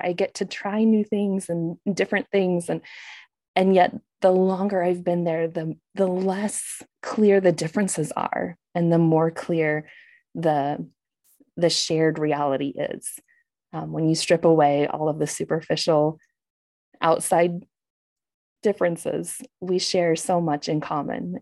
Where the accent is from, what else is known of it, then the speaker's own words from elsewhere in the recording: United States; moved away; as an American